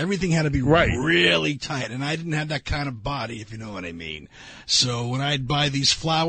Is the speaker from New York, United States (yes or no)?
yes; Long Island, New York, United States; I grew up on Long Island, so it was a little bit different.